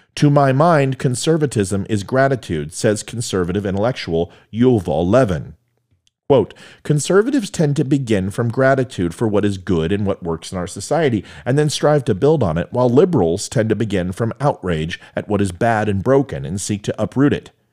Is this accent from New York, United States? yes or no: no; Virginia, United States; in Virginia, my home state.